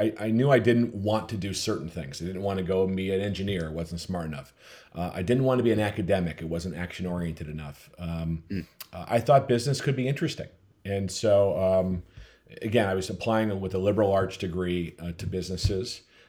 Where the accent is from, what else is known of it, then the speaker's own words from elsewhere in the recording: Minnesota, United States; also born or lived in Connecticut / Pennsylvania; I mean, I grew up in the Midwest. I grew up in Minnesota.